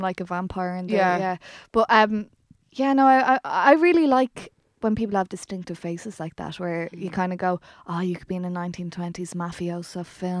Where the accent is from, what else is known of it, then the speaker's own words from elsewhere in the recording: Brazil; I'm not Irish. I'm Brazilian.